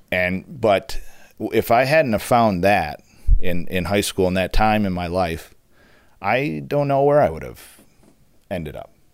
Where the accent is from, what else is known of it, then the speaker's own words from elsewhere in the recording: Charlevoix, Michigan, United States; I grew up in Charlevoix in the Midwest in a small town